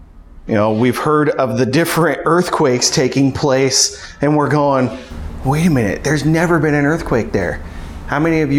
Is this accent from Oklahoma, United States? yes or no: no; California, United States; I came from California, so I knew all about earthquakes.